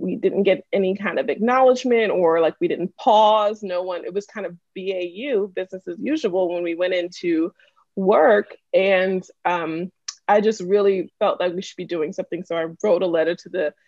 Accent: Wyandanch, New York, United States; also born or lived in Freeport, Long Island; I'm born and raised in Wyandanche, second generation

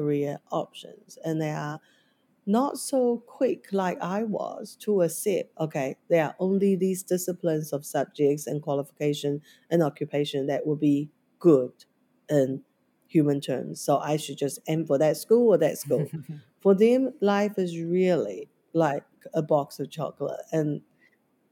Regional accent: Taiwan; now in New Zealand; growing up in Taiwan education system

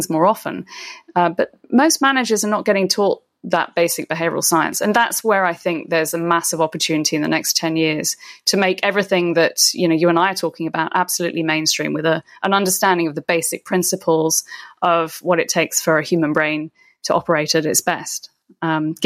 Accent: United Kingdom; I'm British

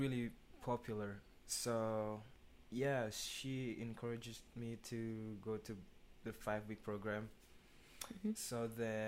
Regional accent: Jakarta, Indonesia; I was born in Jakarta

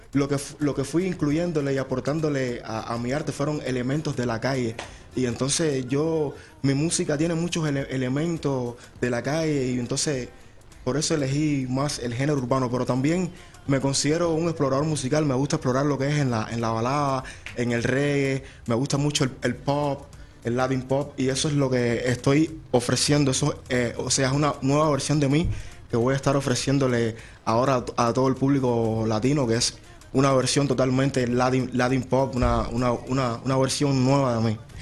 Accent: Camagüey, Cuba; now in Arizona, United States; Vengo, nací en, en una ciudad de Cuba llamada Camagüey.

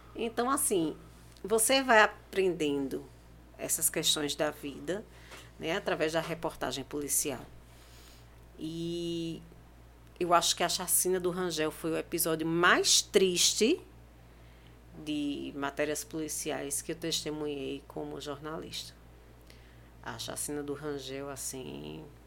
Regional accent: Pernambuco, Brazil; eu sou pernambucana

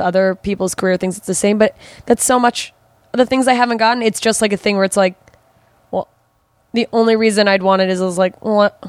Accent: Mississippi, United States; also born or lived in Germany; Southern Mississippi. And I was like 3.

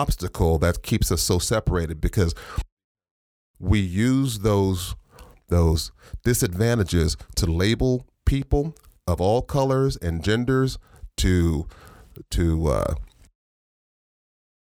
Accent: La Puente, California, United States; I was raised in Lapa-Winnie, so I was raised in a rough neighborhood

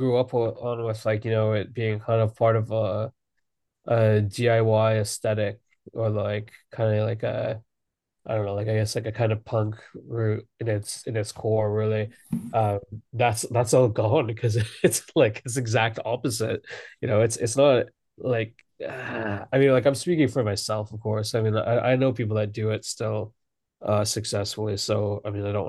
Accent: Alberta, Canada; now in London, United Kingdom; I've been in London for two. Actually, no, I'm from Alberta.

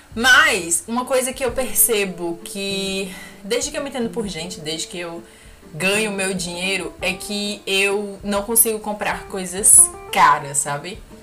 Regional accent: Brazil; moved away; Falando como brasileira

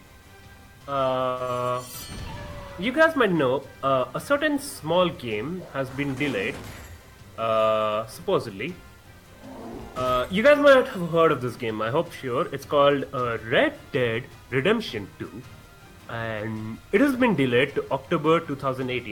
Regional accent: India; I'm an Indian

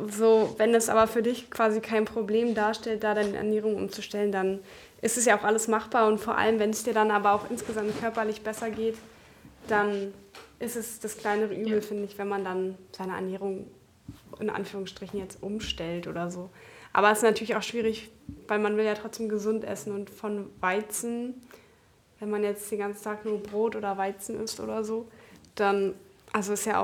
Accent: Germany; moved away; wir kommen ja aus der Nähe von Berlin

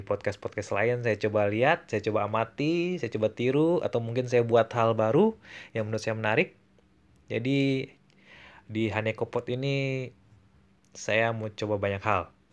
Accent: Bandung, West Java, Indonesia; born there; now in Manado, Indonesia; ya jadi saya lahir di Bandung, tapi sekarang sedang menjalani hidup di Manado.

